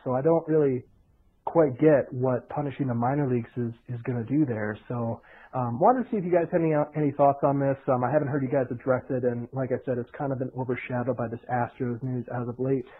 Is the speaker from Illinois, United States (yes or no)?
no; Clinton, Iowa, United States; that's my hometown team in, in Clinton, Iowa.